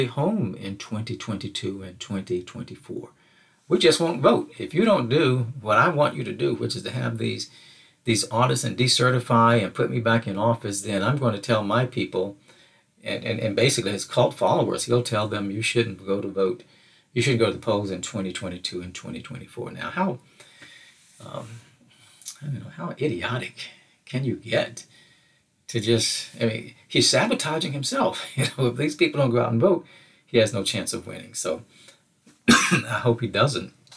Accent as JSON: {"language": "English", "region": "Mississippi", "country": "United States", "said": "my home state of Mississippi"}